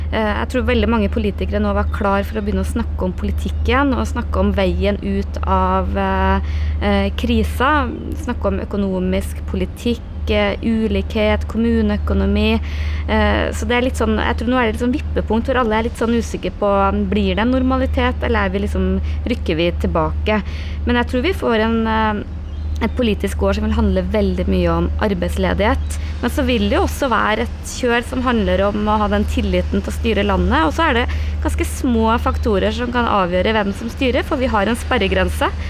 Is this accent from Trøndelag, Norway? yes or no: yes; Namdalen, Trøndelag, Norway; moved away; hjemplassen min på hytta i Namdalen